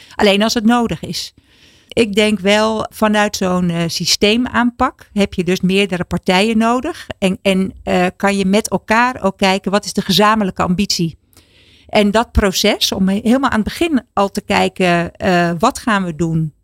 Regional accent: Netherlands

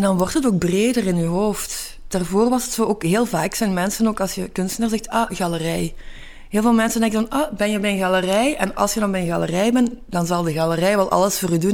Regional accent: Hasselt, Flanders, Belgium; moved away as an adult; now in Antwerp, Belgium; ik ben geboren in Hasselt

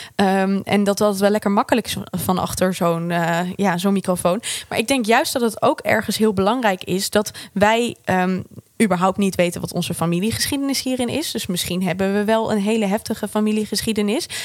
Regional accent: Netherlands; wij met z'n allen als Nederlanders

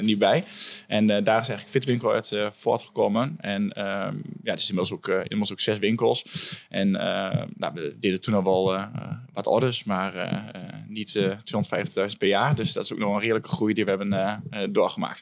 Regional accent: Hengelo, Overijssel, Netherlands; now in Enschede, Netherlands; ik kom uit Hengelo. Ik woon nu in Enschede.

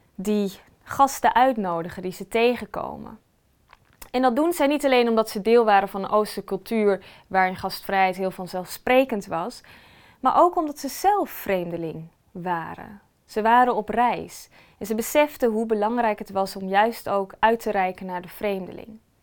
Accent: Netherlands; wij als Nederlanders

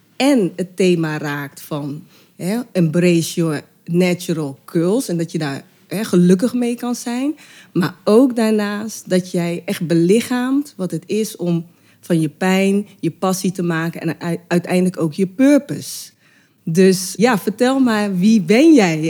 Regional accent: Rotterdam, South Holland, Netherlands; Rotterdam, mijn geboortestad

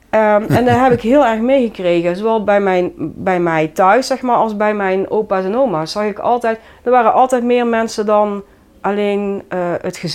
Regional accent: Nairobi, Kenya; now in Vught, Netherlands; En ehm, daar kom ik dan graag voor uit Kenia.

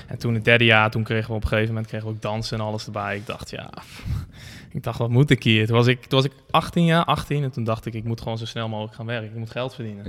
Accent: Barneveld, Gelderland, Netherlands; also born or lived in Amersfoort; geboren in Amersfoort. Eigenlijk altijd gewoond in eh, Barneveld-Lunteren

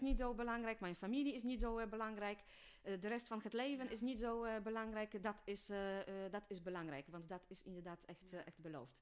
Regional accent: Poland; Dutch is a second language; moved away as an adult; now in Netherlands; ik kom oorspronkelijk uit Polen, maar ben in 2009 eh, eh, naar Nederland eh, verhuisd voor de liefde

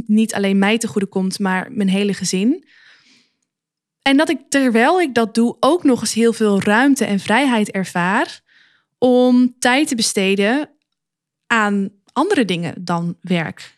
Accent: Luttelgeest, Flevoland, Netherlands; moved away; also born or lived in Zwolle; ik kom oorspronkelijk uit de Noordoostpolder, een plaatsje genaamd Luttelgeest.

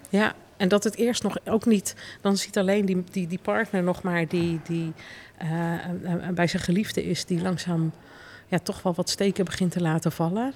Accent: Deventer, Overijssel, Netherlands; ik kom trouwens uit Deventer

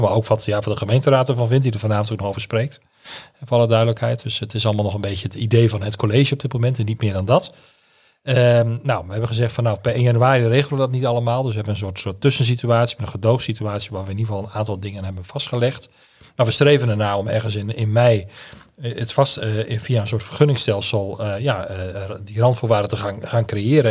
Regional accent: Drachten, Friesland, Netherlands; moved away as an adult; also born or lived in Leeuwarden / Grou; now in Groningen, Netherlands; ik ben in Leeuwarden geboren en opgegroeid in Grauw en in Drachten

